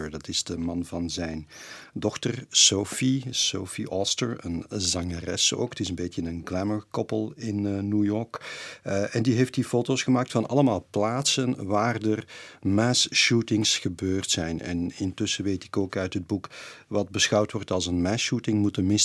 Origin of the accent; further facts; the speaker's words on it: Belgium; in Amerika hebben meerdere mensen mij er wel op aangesproken dat ik uit België kwam.